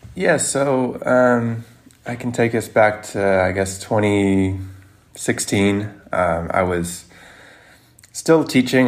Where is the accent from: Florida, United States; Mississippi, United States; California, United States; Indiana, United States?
Mississippi, United States; moved away; I'm not even from New York, I'm from Mississippi